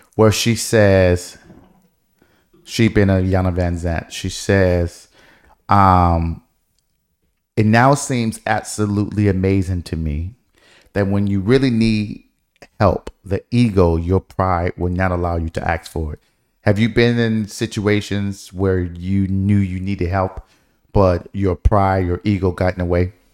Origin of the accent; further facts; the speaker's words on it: Detroit, Michigan, United States; moved away; growing up in Detroit, y, there were so many things that we did not have